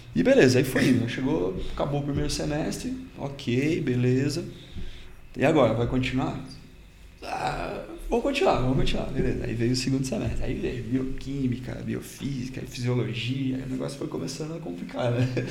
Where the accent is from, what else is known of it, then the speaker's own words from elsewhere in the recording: Cachoeira do Sul, Rio Grande do Sul, Brazil; moved away as an adult; also born or lived in Curitiba; Eu sou natural do interior do Rio Grande do Sul